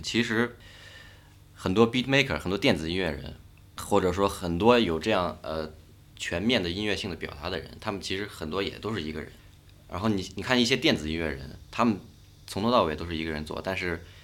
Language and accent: Chinese; Beijing, China; 我跟北京这个城市其实，虽然我从小在这儿长大